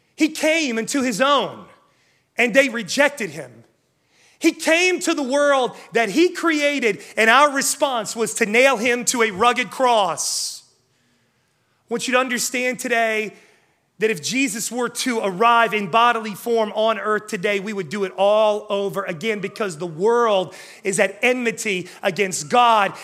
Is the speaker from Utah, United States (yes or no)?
no; West Virginia, United States; I'm from West Virginia